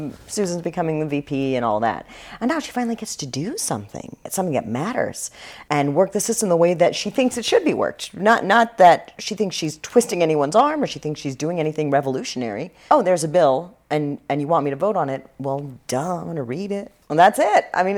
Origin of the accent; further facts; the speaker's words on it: Houston, Texas, United States; I'm from Houston